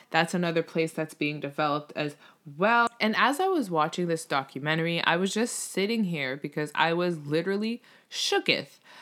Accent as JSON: {"language": "English", "country": "Canada", "said": "Obviously, I'm Canadian."}